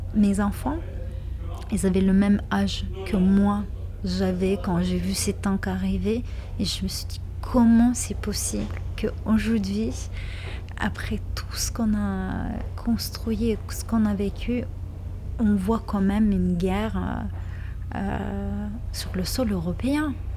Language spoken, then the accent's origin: French; Lithuania; born or raised there; moved away as an adult; now in France